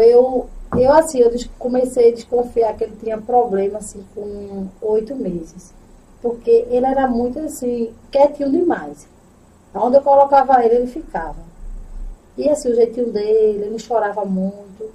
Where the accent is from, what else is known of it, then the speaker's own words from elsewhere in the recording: Itambé, Pernambuco, Brazil; also born or lived in Rio de Janeiro / Baía da Traição / Goiana; sou natural de Itambé, né? Sou natural de Itambé, tenho 32 anos.